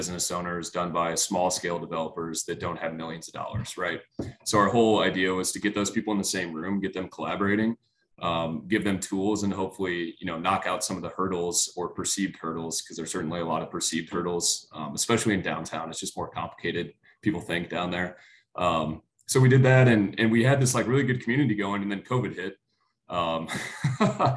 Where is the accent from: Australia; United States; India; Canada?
United States; Springfield, Illinois; also born or lived in Rock Island, Illinois / Davenport, Iowa; I'm born and raised in Springfield. I went to Springfield High School.